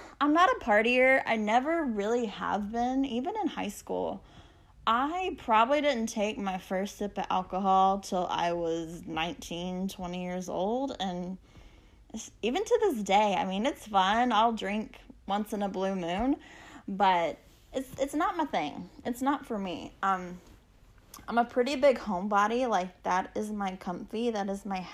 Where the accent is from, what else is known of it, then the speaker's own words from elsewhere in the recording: Texas, United States; also born or lived in El Campo, Texas; I'm from Texas. I live in a small town called El Campo, which is about an hour southwest of Houston